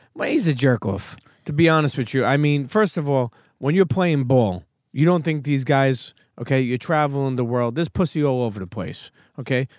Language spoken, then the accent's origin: English; New York City, New York, United States; also born or lived in Bensonhurst, Brooklyn; I grew up in Coney Island, but then I moved when I was a teenager to Bensonhurst